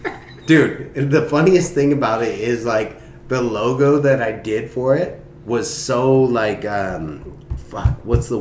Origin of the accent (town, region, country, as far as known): Corona, California, United States